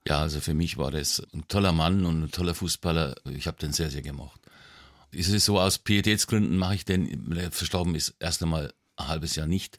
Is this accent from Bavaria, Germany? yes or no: yes; Nuremberg, Bavaria, Germany; aufgewachsen bin ich in der Südstadt, mhm. in Falkenheim